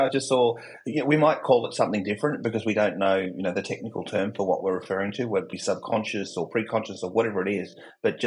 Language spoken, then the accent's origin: English; Australia; accent: Australian; my accent, I'm not American, I'm Australian